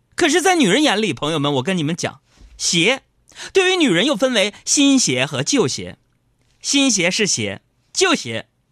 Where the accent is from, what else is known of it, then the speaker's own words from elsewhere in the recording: Northeast China, China; accent: Northeastern Mandarin; 用我们东北话